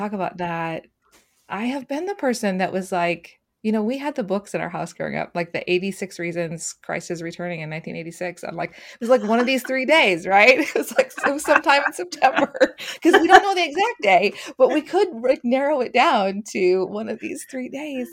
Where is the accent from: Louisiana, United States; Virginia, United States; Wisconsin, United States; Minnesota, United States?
Minnesota, United States; Twin Cities; I grew up in the Twin Cities area.